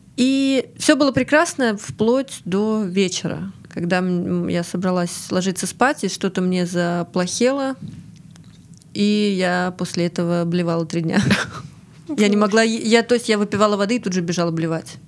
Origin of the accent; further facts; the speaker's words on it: Ryazan, Ryazan Oblast, Russia; also born or lived in Saint Petersburg; now in Krasnodar, Russia; я выросла в Рязани